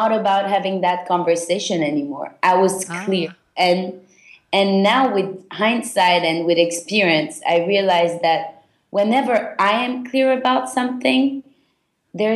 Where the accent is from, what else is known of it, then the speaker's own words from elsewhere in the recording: Belgium; moved away; also born or lived in London; I was born and raised in Belgium. I'm originally Turkish Jewish